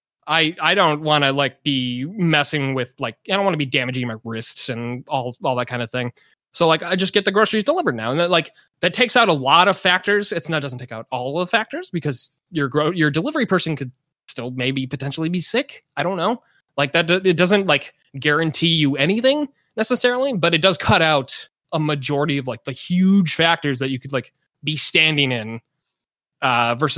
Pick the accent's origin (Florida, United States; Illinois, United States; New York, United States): Illinois, United States; Chicago suburbs; now in California, United States; I'm from the Chicago suburbs